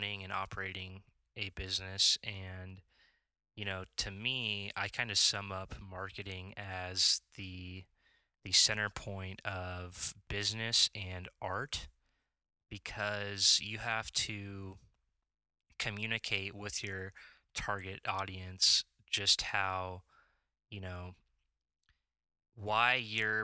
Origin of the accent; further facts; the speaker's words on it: Lincoln, Nebraska, United States; I'm from Lincoln, Nebraska, born and raised here, lived here my whole life